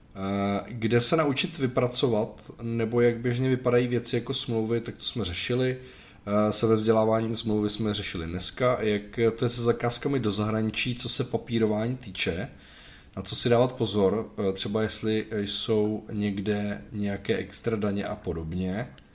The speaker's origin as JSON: {"language": "Czech", "country": "Czechia", "said": "u nás v Čechách"}